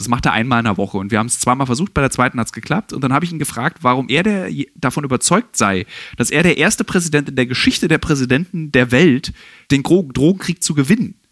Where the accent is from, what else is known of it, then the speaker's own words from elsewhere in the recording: Berlin, Germany; als Berliner